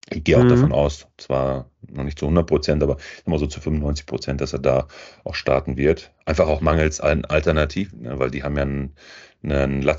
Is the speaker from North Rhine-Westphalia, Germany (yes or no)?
yes; Lippstadt, North Rhine-Westphalia, Germany; aus meinem Heim, aus meiner Heimatstadt, aus Lippstadt